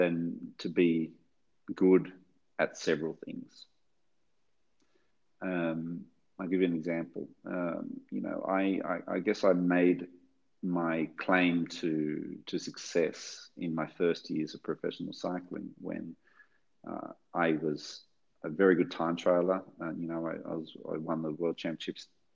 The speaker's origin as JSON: {"language": "English", "country": "Australia", "accent": "Australian", "said": "my Australian accent"}